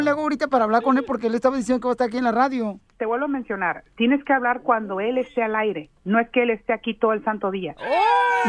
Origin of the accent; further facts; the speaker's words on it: Sonora, Mexico; soy de Sonora